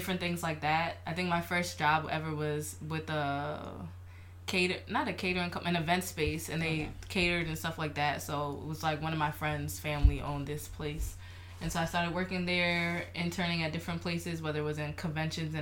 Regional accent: Maryland, United States; my family is from Liberia. And then I'll say I grew up in Maryland

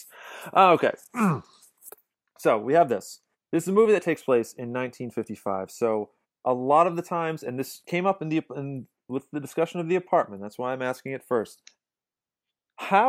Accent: New York City, New York, United States; I am from Brooklyn

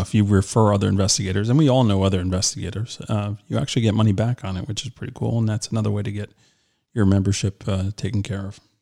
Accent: New York, United States; I'm from New York

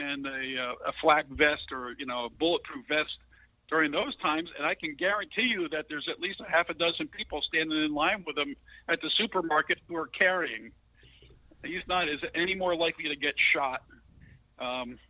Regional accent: San Antonio, Texas, United States; this is San Antonio, Texas news. So it's right in my hometown.

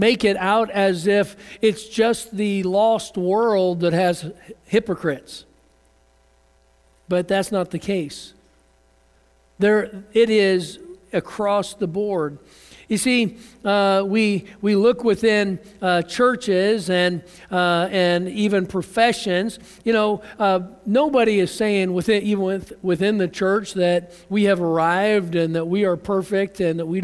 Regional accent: United States; I'm an American

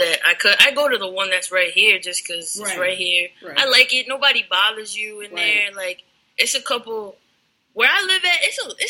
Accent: Danbury, Connecticut, United States; moved away; That's my hometown, Danbury, Connecticut.

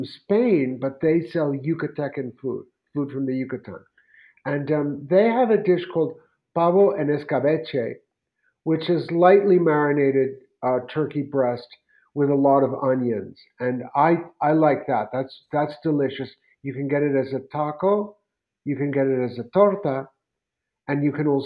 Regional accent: New York City, New York, United States; now in Mexico City, Mexico; I'm born and raised in New York City

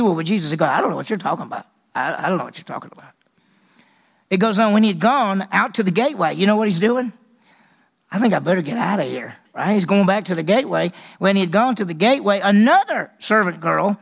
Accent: the South, United States; accent: Southern; I got a Southern accent

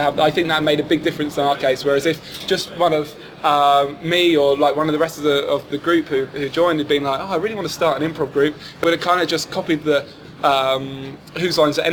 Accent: St Albans, East of England, United Kingdom; moved away as an adult; now in London, United Kingdom; I was one of the first to move to London because I'm from St. Albans, which is very close

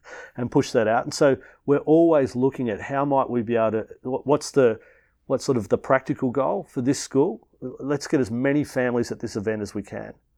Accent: Melbourne, Victoria, Australia; I grew up in Melbourne

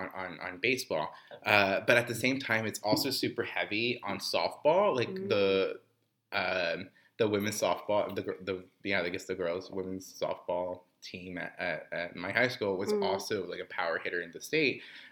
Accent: Corpus Christi, Texas, United States; I'm from Corpus, and I graduated from Moody High School, shout out class of 2010.

